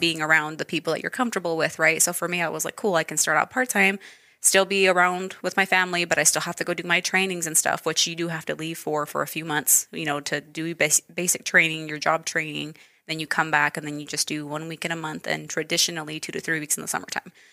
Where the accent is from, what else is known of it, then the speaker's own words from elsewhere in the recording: Idaho Falls, Idaho, United States; also born or lived in Wenatchee Valley, Washington; so I was raised here. So I've been here my entire life.